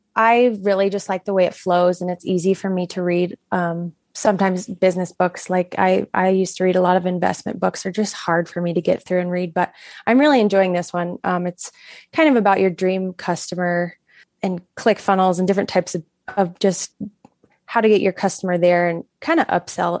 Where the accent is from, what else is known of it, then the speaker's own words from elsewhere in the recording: Florida, United States; moved away as an adult; now in Montana, United States; I was born and raised in Florida